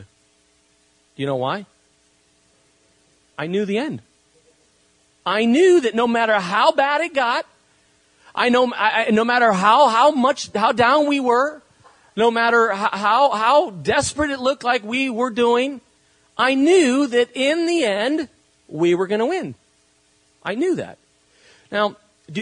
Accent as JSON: {"language": "English", "country": "Spain", "tie": "born or raised there", "moved": "yes", "lives_now": "California, United States", "said": "I was, grew up in Spain"}